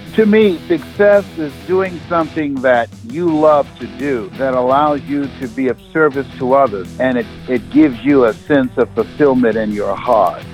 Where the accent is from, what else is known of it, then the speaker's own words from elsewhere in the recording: Boston, Massachusetts, United States; I'm from Boston